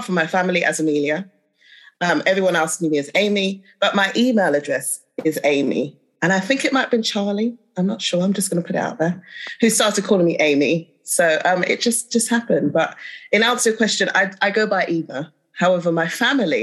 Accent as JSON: {"language": "English", "region": "London", "country": "United Kingdom", "tie": "born or raised there", "said": "Lived in West London my whole life"}